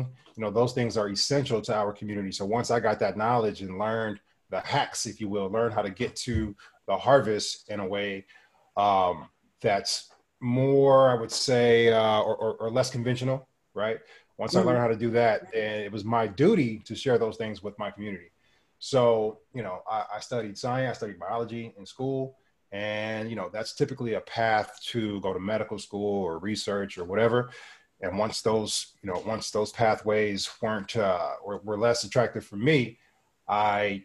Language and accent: English; Los Angeles, California, United States; moved away as an adult; now in Maui, United States; I'm from Los Angeles, California. And I grew up right in the middle of the inner city